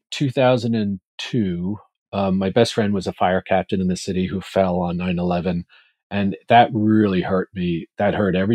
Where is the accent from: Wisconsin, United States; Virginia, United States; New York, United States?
New York, United States; My parents were both from Ireland. We were raised in Washington Heights in Manhattan.